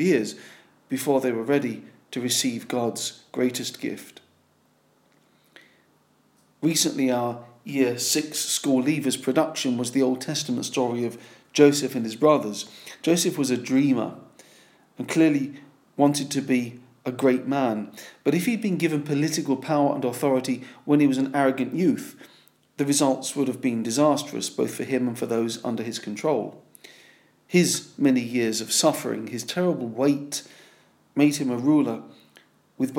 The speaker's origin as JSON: {"language": "English", "region": "London", "country": "United Kingdom", "said": "As a Londoner"}